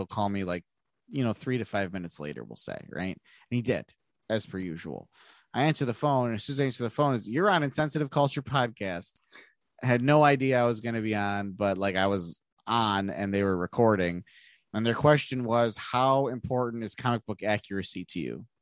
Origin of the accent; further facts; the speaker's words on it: United States; I'm not even German. I'm American, speaking American